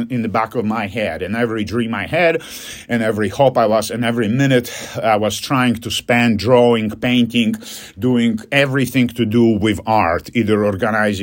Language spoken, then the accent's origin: English; Poland; English is a second language; moved away